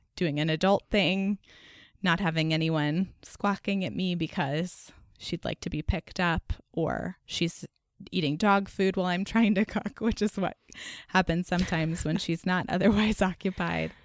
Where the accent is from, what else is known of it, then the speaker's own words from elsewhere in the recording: Dallas, Texas, United States; now in North Carolina, United States; I grew up in Dallas